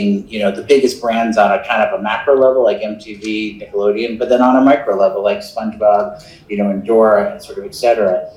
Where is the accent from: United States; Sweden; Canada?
United States; New York; I grew up in New York